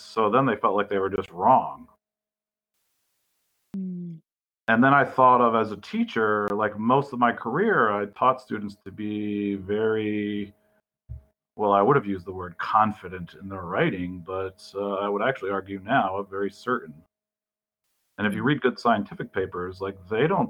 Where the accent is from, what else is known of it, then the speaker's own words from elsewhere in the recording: Burlington, Vermont, United States; I grew up in the Burlington area.